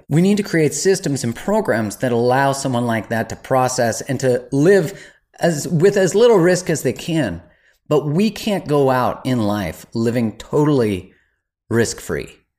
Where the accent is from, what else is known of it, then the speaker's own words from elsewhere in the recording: Canada; as a Canadian